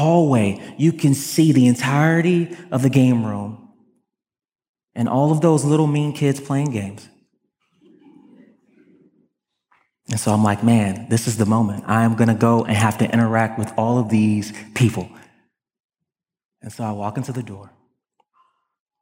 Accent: Broward County, South Florida, United States; I grew up in Broward County, South Florida

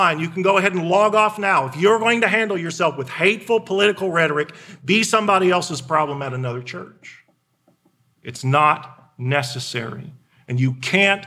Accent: Indiana, United States; I was born in Indiana

